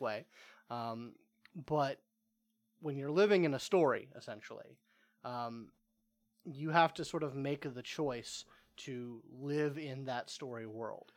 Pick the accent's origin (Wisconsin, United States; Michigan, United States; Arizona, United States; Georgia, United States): Georgia, United States; East Cobb; I grew up in East Cobb, and that's a geographical bubble